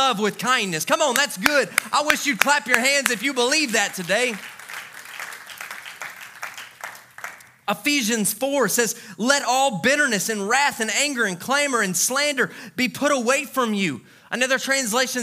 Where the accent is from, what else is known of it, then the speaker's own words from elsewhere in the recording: Louisiana, United States; when I was a kid, I grew up in Louisiana